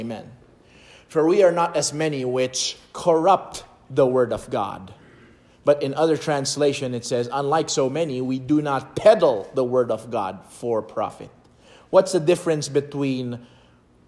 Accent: Philippines; I was born in the Philippines

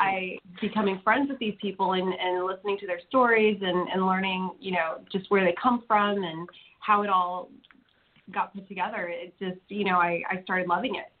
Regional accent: California, United States; now in Nashville, United States; I'm from the West Coast

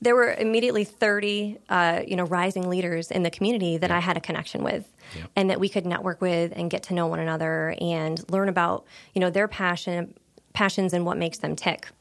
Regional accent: Pennsylvania, United States; moved away as an adult; also born or lived in Corning, New York; now in Wilmington, United States; I grew up in a very small town in Pennsylvania, just across the border of New York State

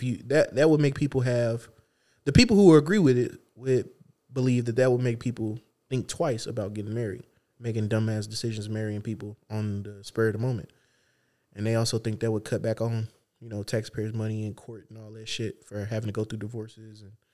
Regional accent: United States; I'm an American.

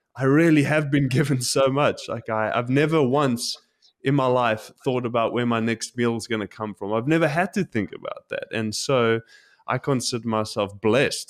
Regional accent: South Africa; now in Tokyo, Japan; growing up in South Africa

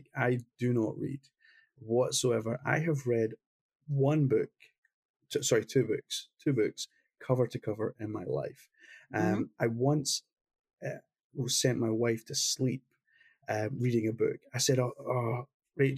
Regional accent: Glasgow, Scotland, United Kingdom; he came from the same city I came from Glasgow

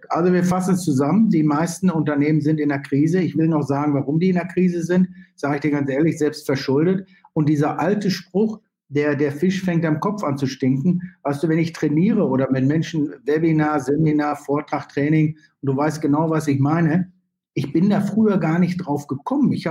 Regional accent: Germany; Naja, also ehrlich gesagt bin ich, bin ich natürlich, bin ich natürlich bin ich Deutscher und das kann man ja auch gar nicht entwurzeln.

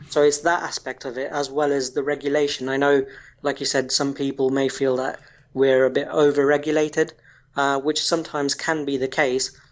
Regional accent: Kenya; moved away as an adult; now in United Kingdom; I was actually born and raised in Kenya before moving to the UK approximately 15 years ago

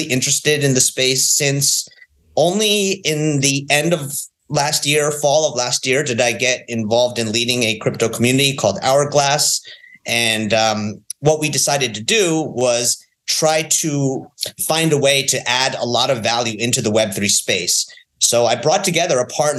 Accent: New York, United States; moved away as an adult; also born or lived in Northern California; I'm from New York

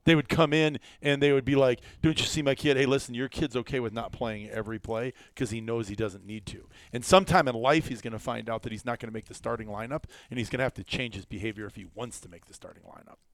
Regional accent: Iowa, United States; also born or lived in Wisconsin; now in South Dakota, United States; growing up in Iowa

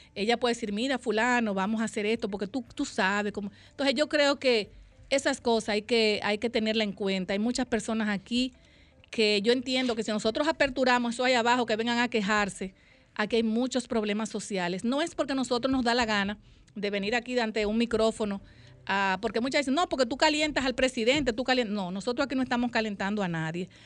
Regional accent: Dominican Republic; todos los dominicanos

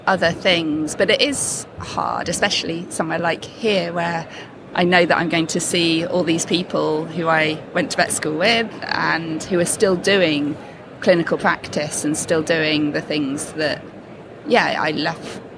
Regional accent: United Kingdom; to be British

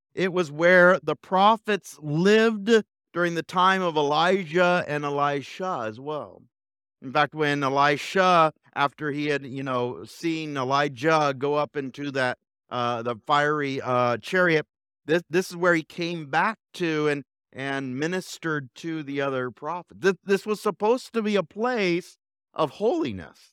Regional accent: Fontana, California, United States; now in Bakersfield, United States; I grew up in Fontana

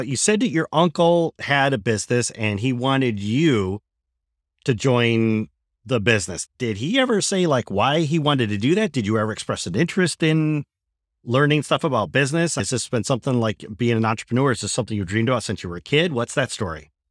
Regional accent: Michigan, United States; moved away; After twenty years, I've returned to my native Michigan, and I'm looking to reconnect with my home state

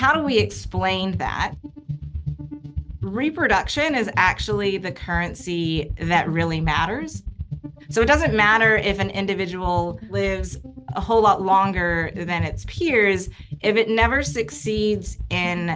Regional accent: Eastern Washington, United States; I grew up in Eastern Washington, and we had a bunch of maple trees in our backyard

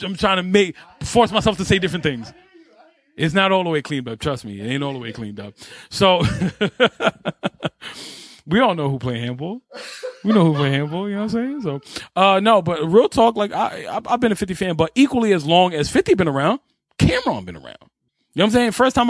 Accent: New York City, New York, United States; also born or lived in Brownsville, Brooklyn; I didn't move to Brooklyn full time until I was like 15. My mom lived out here. I grew up in Harlem. I grew up in Spanish Harlem.

